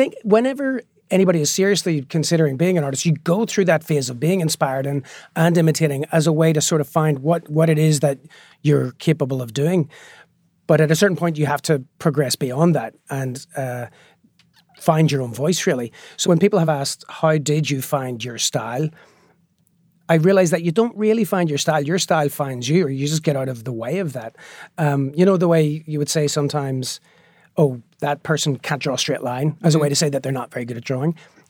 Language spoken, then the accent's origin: English; Northern Ireland, United Kingdom; growing up in Northern Ireland, we used to joke that we were bilingual because we could speak both Catholic and Protestant.